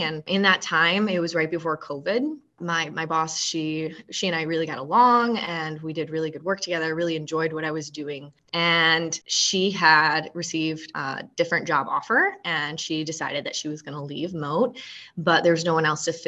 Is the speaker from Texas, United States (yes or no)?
no; Michigan, United States; moved away; I'm actually from Michigan. I grew up in Michigan